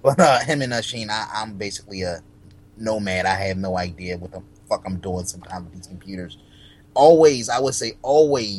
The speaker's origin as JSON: {"language": "English", "town": "Philadelphia", "region": "Pennsylvania", "country": "United States", "said": "I'm from Philly."}